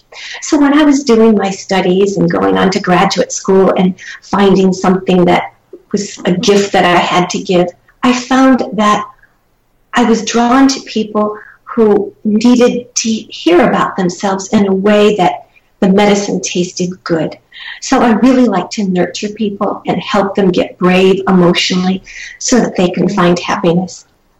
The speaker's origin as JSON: {"language": "English", "town": "Charleston", "region": "South Carolina", "country": "United States", "tie": "born or raised there", "also_born_or_lived": "Midwest", "moved": "yes", "said": "I am proud to have a southern heritage. I was raised part of my life in Charleston, South Carolina, and a part in the Midwest. but my heart is in the South."}